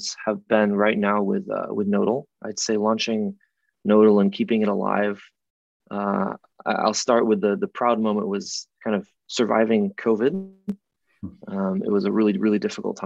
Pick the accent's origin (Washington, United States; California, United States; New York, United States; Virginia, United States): New York, United States; Rochester; I grew up in Rochester, New York, which is part of the Rust Belt in upstate New York.